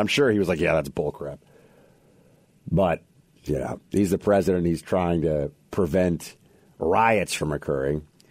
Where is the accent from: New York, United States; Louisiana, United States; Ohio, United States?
New York, United States; New York City; I'm from Manhattan, New York City